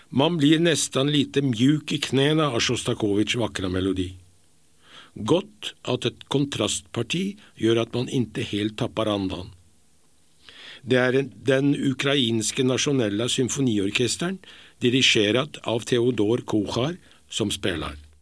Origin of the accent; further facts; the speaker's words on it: Norway; moved away; er jeg nordmann.